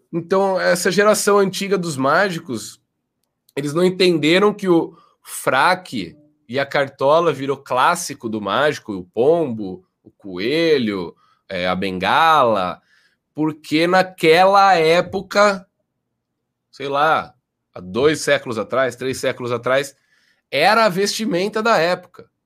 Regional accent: Jaú, São Paulo, Brazil; moved away as an adult

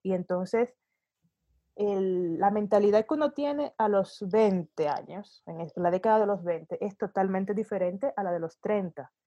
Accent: Santo Domingo, Distrito Nacional, Dominican Republic; moved away as an adult; also born or lived in Sweden / Denmark; now in Mexico; yo soy de Santo Domingo, República Dominicana, de origen, y viví básicamente la mitad de mi vida en, en la Europa nórdica, en Suecia y en Dinamarca

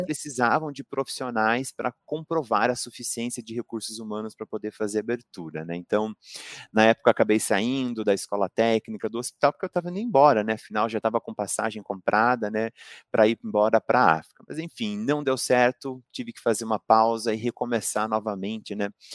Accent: Pato Branco, Paraná, Brazil; eu não sou natural de Curitiba, sou natural de Pato Branco, né? Interior do Paraná

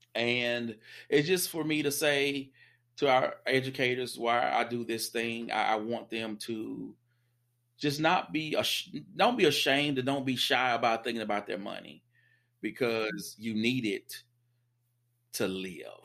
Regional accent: the South, United States; I'm a Southerner

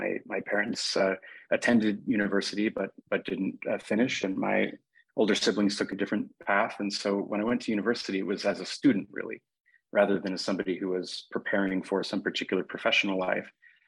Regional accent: Seattle, Washington, United States; when I grew up in Seattle in the 1980s and 1990s, I went to a public high school that wasn't particularly distinguished.

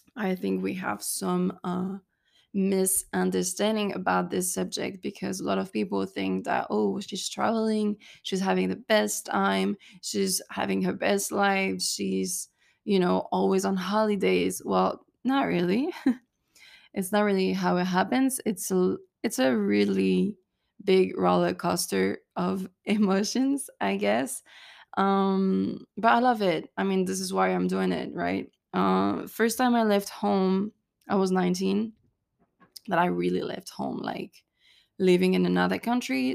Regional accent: Cannes, Provence-Alpes-Côte d'Azur, France; moved away as an adult; also born or lived in Texas, United States; I come from Cannes, which is in the French Riviera in the south of France

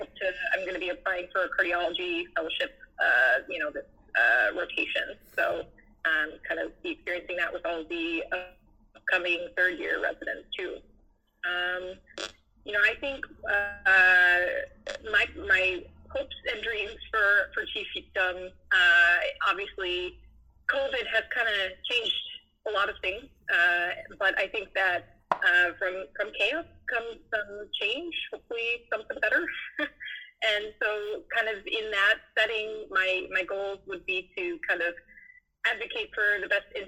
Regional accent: Wisconsin, United States; now in Chicago, United States; I came from Wisconsin. I've always wanted to live in the big city of Chicago

